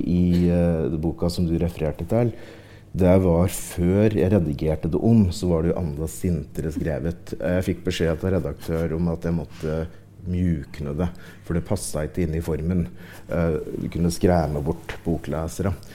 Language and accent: Norwegian; Ringsaker, Innlandet, Norway; jeg kommer jo fra Ringsaker sjøl